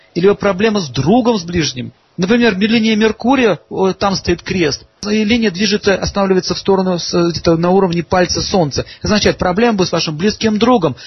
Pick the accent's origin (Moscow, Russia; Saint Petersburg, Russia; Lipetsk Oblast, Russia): Saint Petersburg, Russia; я сам из Ленинграда